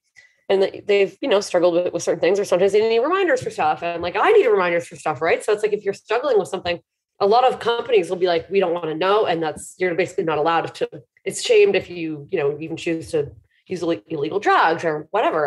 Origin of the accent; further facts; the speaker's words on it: Hamilton, Ontario, Canada; also born or lived in Toronto; my hometown, Hamilton